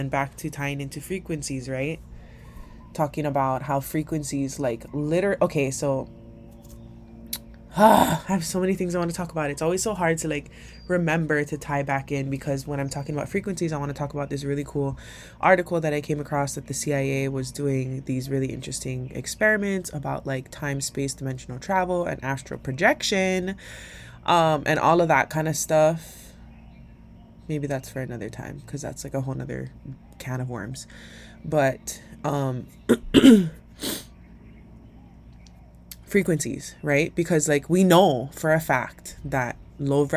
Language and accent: English; Hawaii, United States; as a Hawaiian that comes from this aina